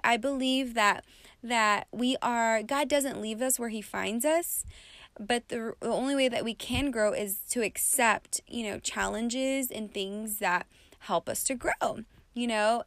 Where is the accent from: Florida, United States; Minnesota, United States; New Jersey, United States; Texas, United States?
Texas, United States; West; now in Las Vegas, United States; I come from West Texas